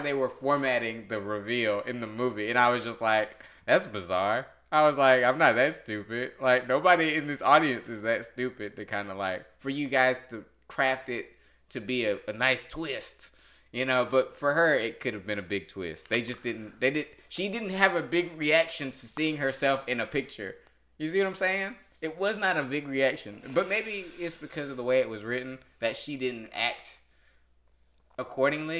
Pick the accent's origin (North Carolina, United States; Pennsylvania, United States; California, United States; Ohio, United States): North Carolina, United States; I'm from North Carolina